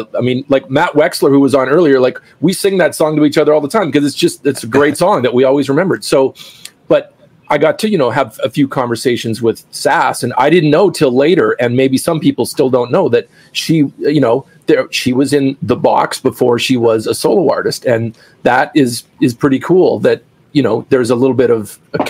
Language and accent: English; Canada; growing up in Canada